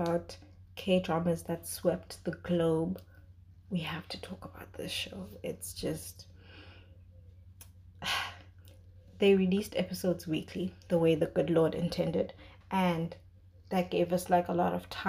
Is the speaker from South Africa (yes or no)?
yes; South Africa; As South African viewers, we